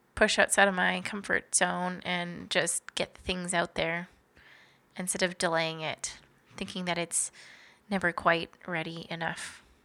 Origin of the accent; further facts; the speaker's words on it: Kenora, Ontario, Canada; we are both from Kenora, Ontario, so northwestern Ontario